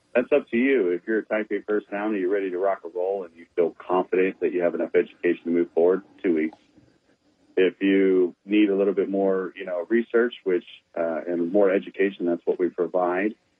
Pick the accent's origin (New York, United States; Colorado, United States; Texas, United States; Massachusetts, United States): Texas, United States; San Antonio; born and raised in San Antonio